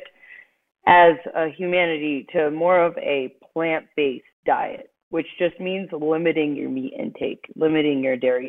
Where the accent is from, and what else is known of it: Cheshire, Connecticut, United States; born or raised there; also born or lived in Jamaica (ancestry)